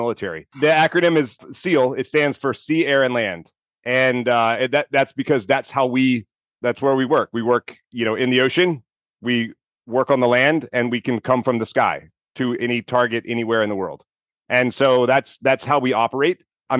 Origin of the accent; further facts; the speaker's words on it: Mississippi, United States; I grew up in Mississippi